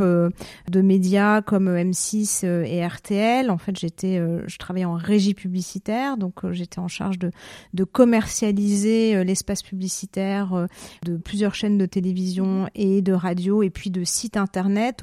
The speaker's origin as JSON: {"language": "French", "town": "Paris", "region": "Île-de-France", "country": "France", "moved": "as an adult", "lives_now": "Zurich, Switzerland", "said": "Je suis parisienne, hein, voilà, je suis arrivée en Suisse en 2016"}